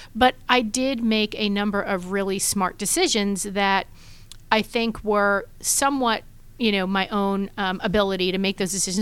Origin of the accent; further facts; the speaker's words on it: New York City, New York, United States; moved away as an adult; now in Atlanta, United States; born and raised in Brooklyn, New York, in a big, crazy Italian family